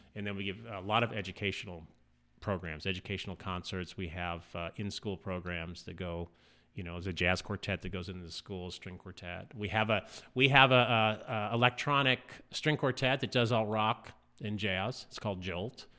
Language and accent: English; Southern California, United States; also born or lived in Indianapolis / East Coast / Texas; now in Fort Smith, United States; I'm originally from Southern California